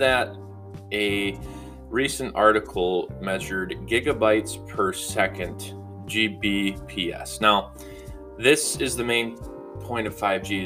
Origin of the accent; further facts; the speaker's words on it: Grand Rapids, Michigan, United States; I'm from Grand Rapids, Grand Haven, Michigan area.